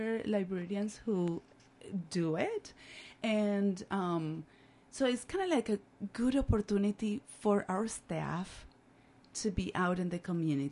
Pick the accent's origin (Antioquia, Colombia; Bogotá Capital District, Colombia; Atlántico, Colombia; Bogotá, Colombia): Atlántico, Colombia; Barranquilla; English is a second language; moved away as an adult; now in Northfield, United States; I'm originally from Barranquilla, Colombia, on the coast